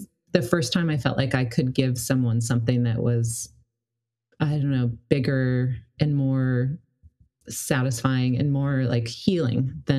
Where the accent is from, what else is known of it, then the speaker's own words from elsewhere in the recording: Colorado, United States; now in Seattle, United States; I was coming from Colorado, which wasn't like... Denver is a big city, but I didn't live in Denver. And my smaller town